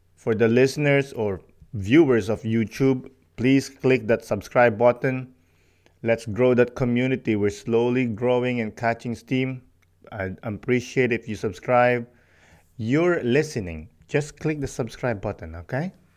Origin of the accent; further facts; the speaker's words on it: Philippines; moved away as an adult; also born or lived in Montreal; now in Canada; Growing up in the Philippines